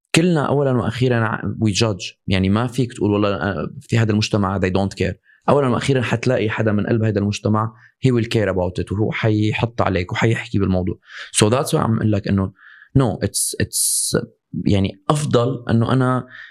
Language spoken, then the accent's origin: Arabic; Syria; انا مثلا لما من صغري انا بسوريا